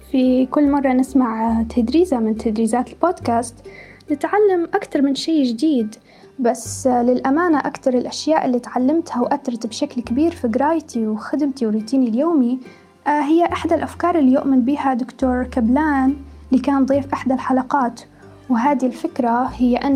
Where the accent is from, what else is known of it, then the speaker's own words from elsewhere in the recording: Libya; أبرز الجانب الجميل والإيجابي لينا كليبيين